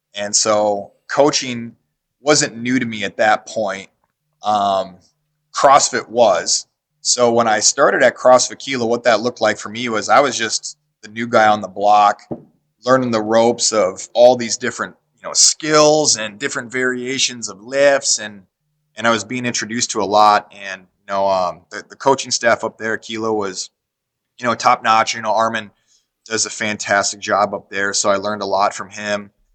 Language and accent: English; Davenport, Iowa, United States; now in Iowa City, United States; We moved down to Davenport, Iowa, which was my hometown growing up